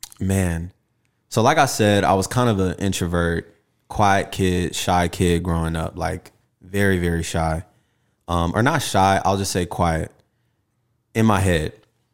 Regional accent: Houston, Texas, United States; Man, it was great. I really, really love my city.

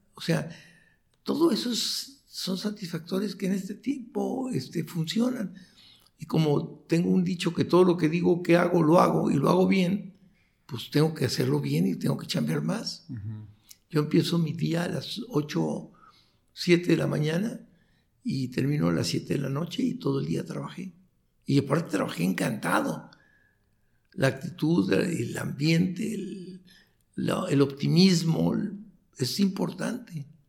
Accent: Tijuana, Baja California, Mexico; also born or lived in Chihuahua, Mexico / Mexico City, Mexico; ahora estoy orgulloso de ser de Tijuana

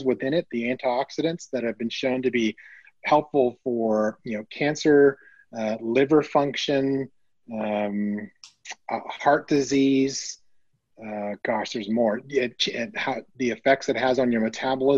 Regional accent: Canada; moved away as an adult; now in United States; I'm Canadian born and raised

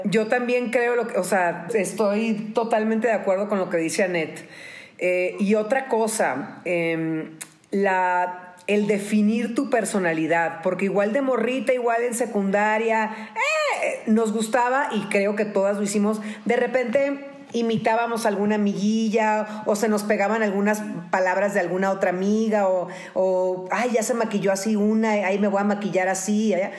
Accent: Baja California, Mexico; also born or lived in Tijuana; Yo, yo tengo 46 años y eh, somos de Baja California

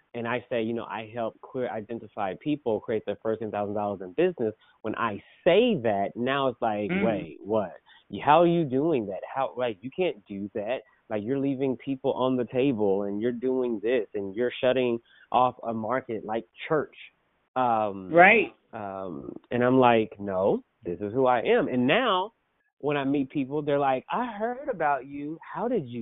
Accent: Oklahoma, United States; Of course, I'm from Oklahoma

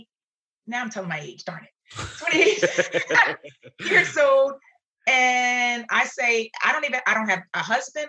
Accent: Philadelphia, Pennsylvania, United States; I grew up in Philadelphia

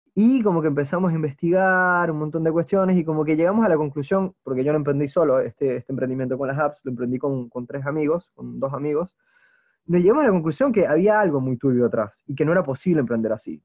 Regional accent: Margarita Island, Nueva Esparta, Venezuela; mi bisabuelo fue una persona que declaró el lugar donde yo nací, la Margarita, Venezuela

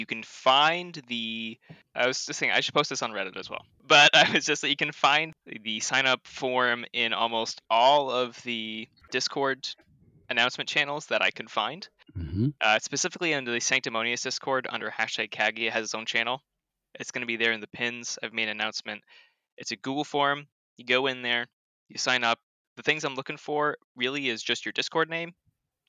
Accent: Canada; I'm Canadian, so our A's are typically hard.

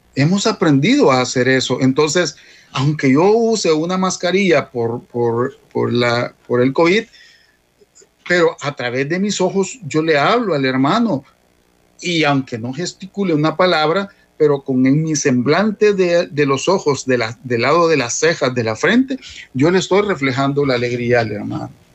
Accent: El Salvador; como salvadoreños

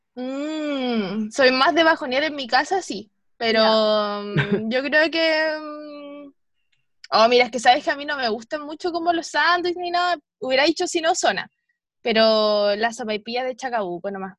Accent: Chiloé, Los Lagos, Chile; cuando era chica estudiaba en, en Chiloé, en el Liceo Galvarino

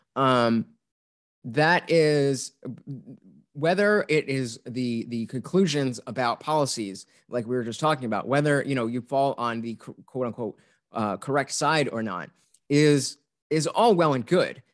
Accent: New Jersey, United States; growing up in Jersey without guns or hunting

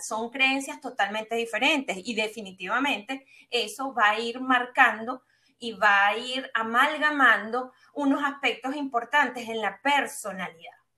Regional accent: Venezuela; soy venezolana y no con el fin de etiquetarme bajo un, calificativo, sino para que las personas puedan entender un poco lo que fue mi epigenética, la forma como yo me desarrollé en un país de Sudamérica, caribeño

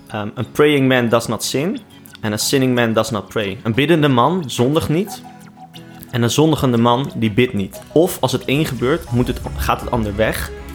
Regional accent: Rotterdam, South Holland, Netherlands; Ik ben Rotterdammer in hart en nieren

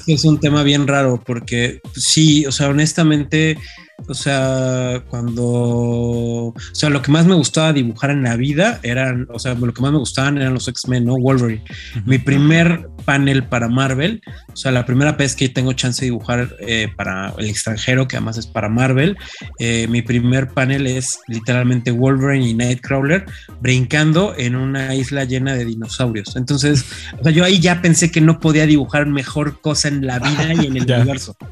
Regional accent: Mexico; ser mexicanos, sino ya como latinos

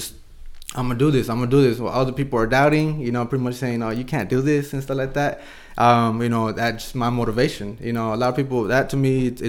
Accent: Escondido, California, United States; Well, I was born and raised in Escondido, just North County. You know, long-time resident.

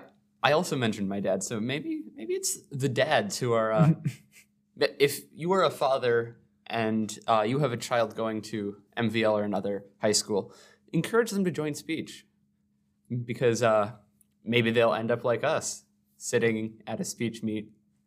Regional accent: Minnesota, United States; Yeah, we're from Southern Minnesota. There aren't too many different perspectives.

